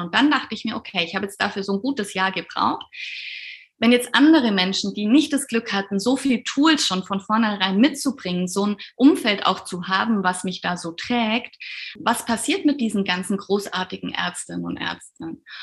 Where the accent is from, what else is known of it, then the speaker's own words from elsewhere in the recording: Allgäu, Bavaria, Germany; ich komme aus dem, aus dem Allgäu, ganz aus dem Süden bin dort Kinderärztin